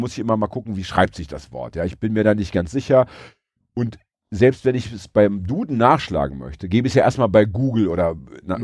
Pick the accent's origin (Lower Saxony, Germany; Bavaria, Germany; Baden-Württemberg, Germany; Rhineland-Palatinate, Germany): Lower Saxony, Germany; Braunschweig; ich komme aus Braunschweig